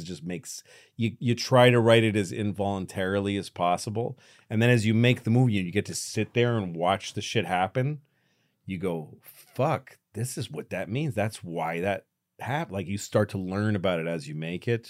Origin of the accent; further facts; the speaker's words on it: Newton, Massachusetts, United States; we grew up in the same town. I'm from Newton, uh, Massachusetts.